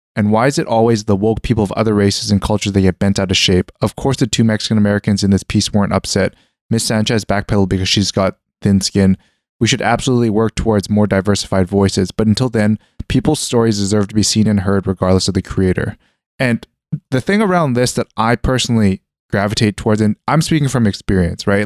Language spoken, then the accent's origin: English; Canada; moved away; growing up in Canada in the middle of, like, nowhere